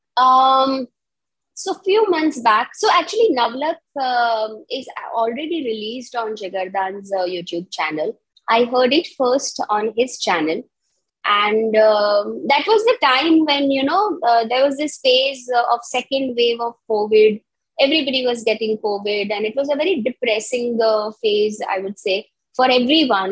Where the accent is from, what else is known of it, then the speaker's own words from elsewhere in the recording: Gujarat, India; first language Gujarati; English is a second language; giving me education in my mother tongue